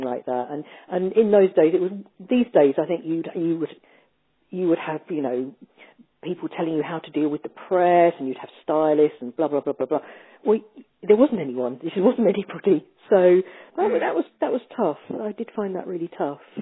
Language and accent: English; United Kingdom; being British